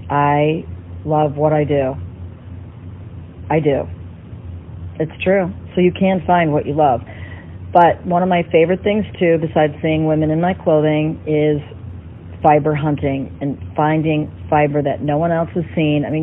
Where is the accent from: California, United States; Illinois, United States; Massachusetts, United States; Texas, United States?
Illinois, United States; Chicago; born there; also born or lived in New York / Los Angeles / Miami; I'm an American girl. I'm born in Chicago. Um, I've lived in New York, LA, Miami, um, who knows where else.